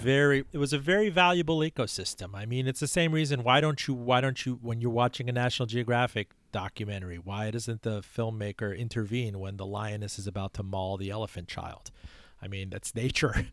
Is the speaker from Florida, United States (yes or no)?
yes; Miami, Florida, United States; born or raised there; English is a second language; also born or lived in Iran